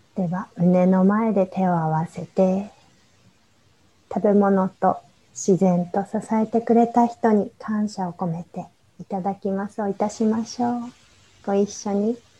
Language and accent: Japanese; Japan; also born or lived in Egypt / India; 日本で生まれ育ってるので